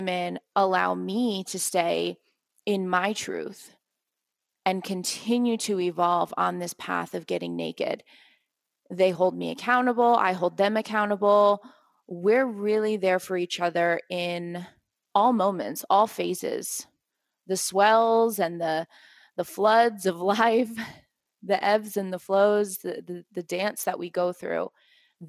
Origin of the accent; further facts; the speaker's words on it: East Coast of the US, United States; now in Guatemala; I'm from the East Coast.